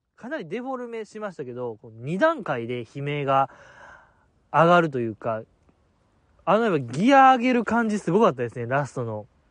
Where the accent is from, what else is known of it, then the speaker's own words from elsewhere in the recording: Osaka, Japan; 大阪府民ですから